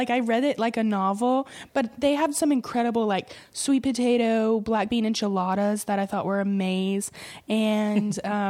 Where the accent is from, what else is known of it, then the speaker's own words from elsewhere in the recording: Mississippi, United States; moved away; also born or lived in New York City; I'm originally from Mississippi. Oh, okay. I grew up on a farm outside of Memphis